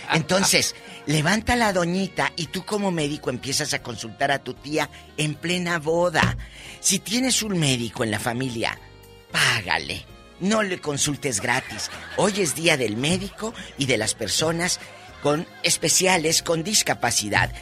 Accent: Matamoros, Tamaulipas, Mexico; por mi tierra, en Matamoros

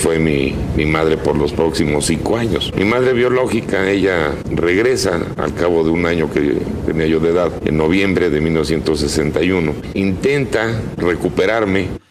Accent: Mexico City, Mexico; Yo llegué pues a los días de nacido, a los 15 días aproximadamente, y pues ahí crecí en Reforma 2402

